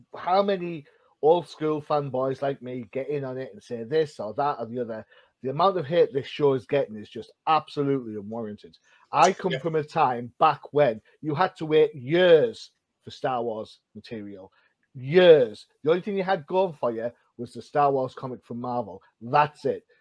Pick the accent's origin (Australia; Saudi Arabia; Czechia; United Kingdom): United Kingdom; being a Brit